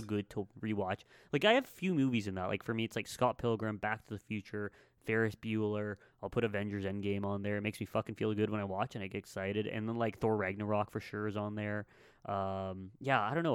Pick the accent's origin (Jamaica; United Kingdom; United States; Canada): Canada